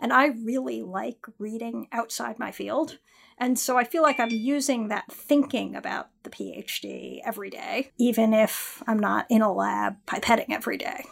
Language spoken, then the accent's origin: English; Westchester, New York, United States; also born or lived in California / Philadelphia; now in New York City, United States; I grew up in Westchester